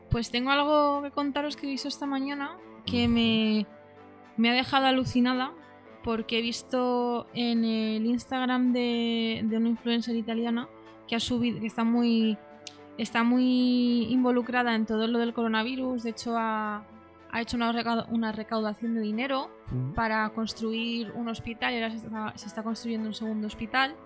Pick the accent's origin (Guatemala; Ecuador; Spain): Spain; Madrid, Community of Madrid; yo como madrileña